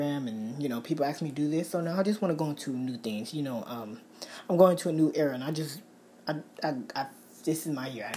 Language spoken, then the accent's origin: English; Bay Area, California, United States; I'm from California, Bay Area